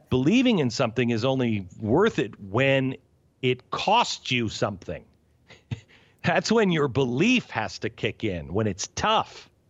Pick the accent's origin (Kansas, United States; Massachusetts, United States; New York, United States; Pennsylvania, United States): New York, United States; moved away; I'm from New York